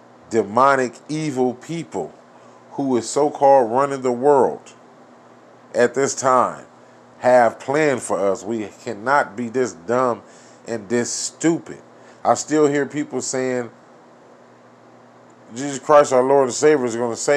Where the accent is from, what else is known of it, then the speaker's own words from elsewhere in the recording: United States; we as a American people